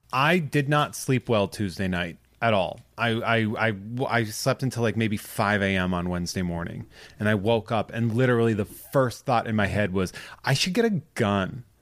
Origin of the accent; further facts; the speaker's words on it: Massachusetts, United States; I am from Massachusetts.